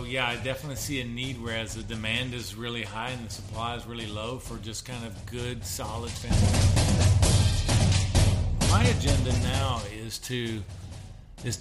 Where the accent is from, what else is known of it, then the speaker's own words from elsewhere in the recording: Tyler, Texas, United States; now in Nashville, United States; I grew up in Tyler, Texas